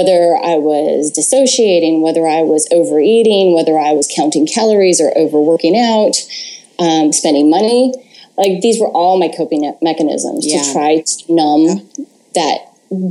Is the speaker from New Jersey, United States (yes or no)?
no; Atascadero, California, United States; I grew up in Atascadero, California